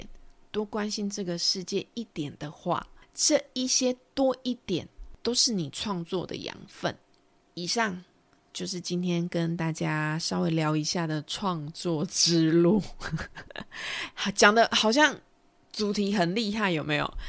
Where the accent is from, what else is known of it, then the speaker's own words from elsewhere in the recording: Taiwan; accent: Taiwanese Mandarin; 我是不是又台湾国语了？